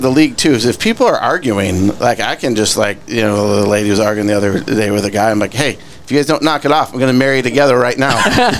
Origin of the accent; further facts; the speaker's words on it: Wisconsin, United States; moved away as an adult; now in Texas, United States; I'm from Wisconsin originally. I moved here in 99, so I've been here a while.